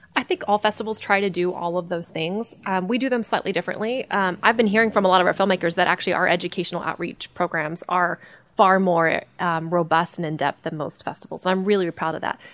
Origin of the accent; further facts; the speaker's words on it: Hot Springs, Arkansas, United States; I grew up here in Hot Springs as a runner